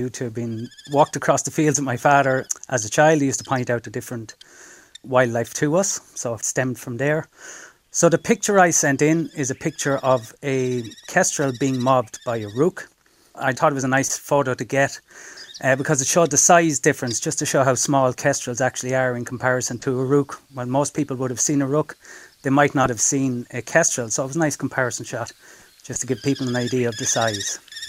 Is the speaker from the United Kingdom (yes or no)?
no; Athy, Leinster, Ireland; I'm from Athy.